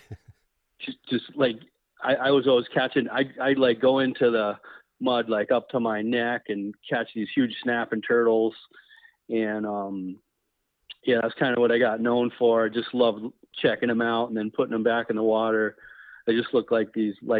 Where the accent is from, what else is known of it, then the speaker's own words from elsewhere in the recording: Riverside, Rhode Island, United States; moved away as an adult; also born or lived in Vermont; now in Lincoln, Vermont, United States; this was in Riverside, Rhode Island